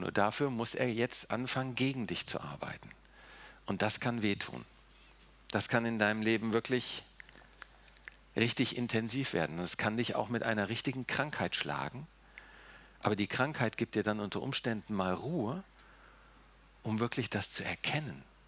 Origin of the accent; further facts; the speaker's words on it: The Hague, South Holland, Netherlands; also born or lived in Germany; now in Seeheim-Jugenheim, Germany; Nun bin ich nicht in Deutschland aufgewachsen. Wir sind mit vier Jahren nach äh, Holland gegangen. Ich habe äh, in Den Haag gewohnt, war auf einer holländischen Schule, habe auch holländisch gelernt, habe holländisches Abitur.